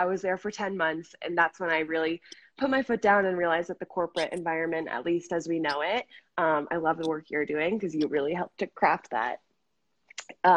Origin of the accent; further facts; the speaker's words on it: Cincinnati, Ohio, United States; moved away; also born or lived in Washington, D.C.; I grew up in Cincinnati.